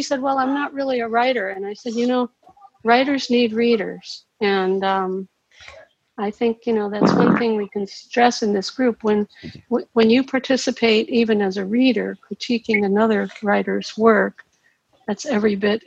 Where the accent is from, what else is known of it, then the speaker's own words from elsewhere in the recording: Cincinnati, Ohio, United States; also born or lived in Florida; I'm from Cincinnati, but I've been living in Florida half the time for the last couple